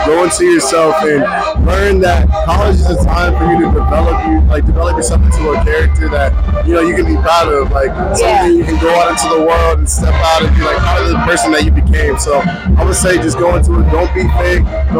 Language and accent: English; Atlanta, Georgia, United States; from Atlanta, Georgia.